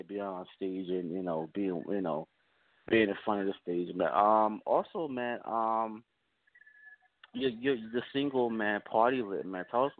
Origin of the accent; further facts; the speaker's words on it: New Jersey, United States; I'm born and raised in Jersey, man, still live in Jersey